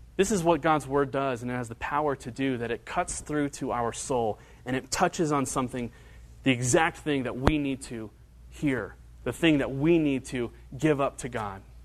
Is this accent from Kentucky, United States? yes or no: yes; Northern Kentucky, United States; I grew up in Northern Kentucky, went to high school in Northern Kentucky